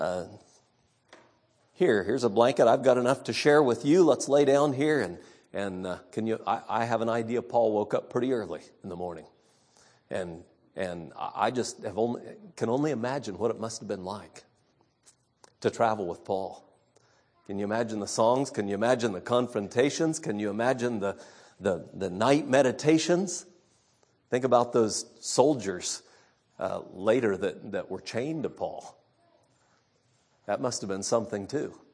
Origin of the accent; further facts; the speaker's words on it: California, United States; When I was a boy growing up in California